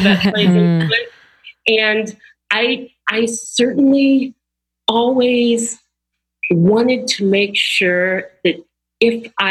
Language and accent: English; Austin, Texas, United States; growing up in Austin, Texas